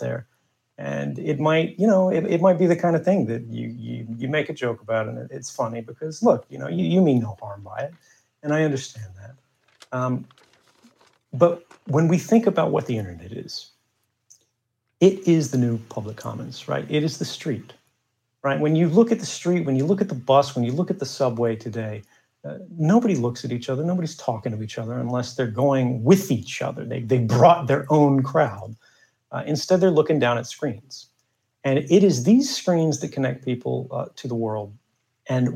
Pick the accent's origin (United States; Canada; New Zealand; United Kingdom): United States; moved away as an adult; now in Russia; I'm an American